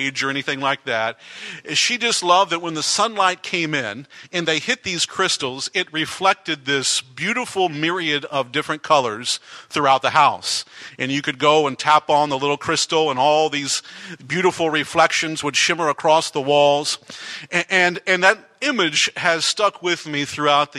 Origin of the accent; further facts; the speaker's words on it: Texas, United States; moved away; growing up in Texas for the first many years of my life